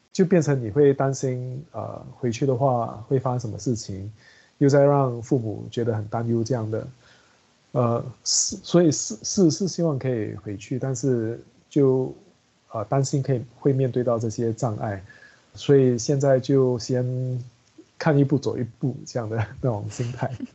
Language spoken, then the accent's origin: Chinese; Singapore; 我们新加坡人